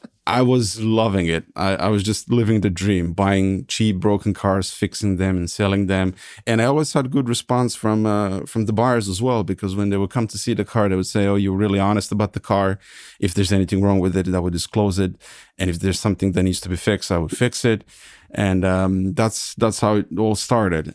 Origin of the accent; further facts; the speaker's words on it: Serbia; moved away as an adult; also born or lived in California, United States / Hesse, Germany; now in Germany; I was born and raised in Serbia. I graduated in IT in Belgrade